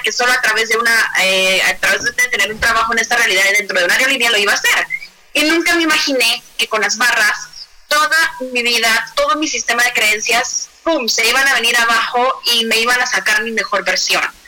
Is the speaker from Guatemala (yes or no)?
yes; Guatemala; now in Mexico City, Mexico; yo soy de Guatemala, ahora vivo en Ciudad de México